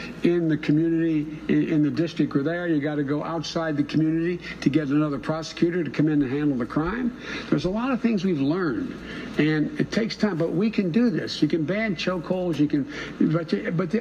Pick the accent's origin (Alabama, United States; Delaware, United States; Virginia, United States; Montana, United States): Delaware, United States; Claymont; also born or lived in Scranton, Pennsylvania; the neighborhood I grew up in Claymont